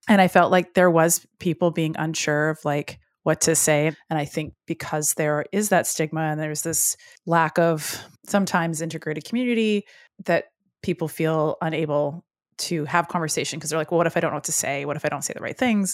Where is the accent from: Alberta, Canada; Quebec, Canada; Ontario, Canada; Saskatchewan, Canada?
Alberta, Canada; Edmonton; we are both from Edmonton, Alberta